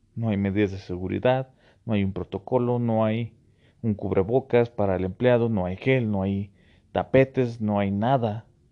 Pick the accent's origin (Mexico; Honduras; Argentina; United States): Mexico; como buen mexicano